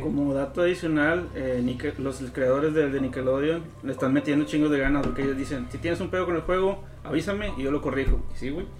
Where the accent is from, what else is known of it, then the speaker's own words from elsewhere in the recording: Mexico; somos mexicanos